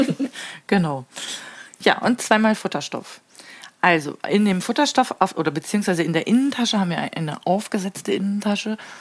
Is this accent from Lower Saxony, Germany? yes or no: yes; Papenburg, Lower Saxony, Germany; Wenn man gefragt wird, äh, woher kommst du? Und ich sage aus Papenburg